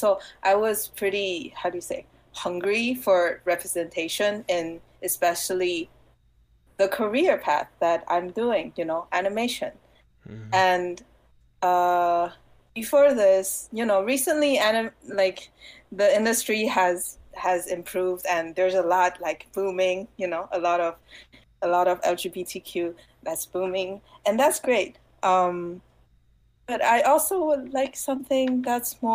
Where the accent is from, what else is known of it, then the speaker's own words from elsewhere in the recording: Taiwan; English is a second language; moved away as an adult; now in United States; I come from Taiwan